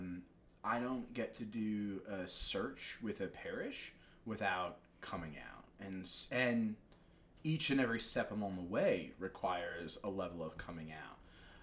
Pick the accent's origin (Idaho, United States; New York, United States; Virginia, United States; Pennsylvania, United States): New York, United States; now in Rhode Island, United States; I'm from New York. There's a lot of colorful language in my vocabulary